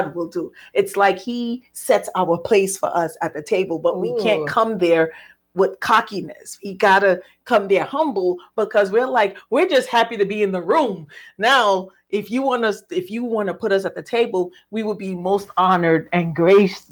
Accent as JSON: {"language": "English", "country": "Sierra Leone", "said": "my cousin, we're from Sierra Leone."}